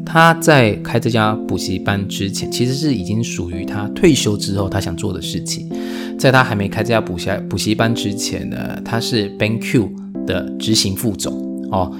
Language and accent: Chinese; Taiwan; 我们台湾人